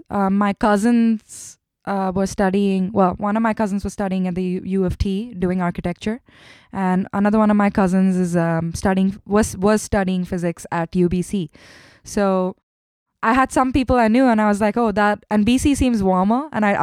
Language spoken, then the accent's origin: English; Kerala, India; born there; English is a second language; So we're all fluent in Hindi, but my parents, since I was born in Kerala, I learned Malayalam, and my family's Tamil. So I learned Tamil as well. And then Marathi, because Mumbai is in Maharashtra.